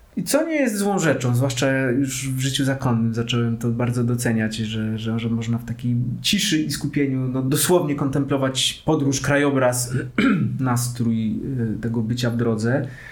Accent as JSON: {"language": "Polish", "town": "Katowice", "region": "Silesian Voivodeship", "country": "Poland", "tie": "born or raised there", "moved": "as an adult", "lives_now": "Kraków, Poland", "said": "Pochodzę z Katowic, więc tych pociągów w ogóle jest dość dużo w naszej okolicy."}